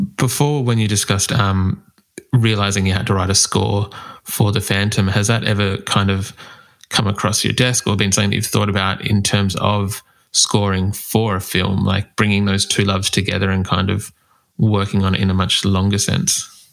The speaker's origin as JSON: {"language": "English", "country": "Australia", "accent": "Australian", "said": "my Australian accent"}